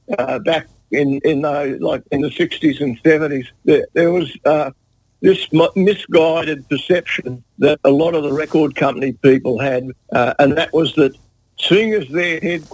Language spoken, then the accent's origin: English; Devonport, Tasmania, Australia; moved away as an adult; I grew up in Devonport, Tasmania, where I went to school and everything.